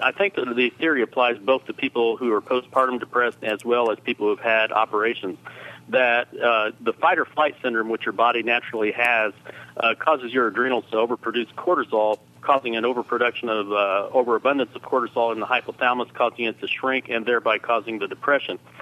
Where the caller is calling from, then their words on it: Terre Haute, Indiana, United States; I'm calling from Terre Haute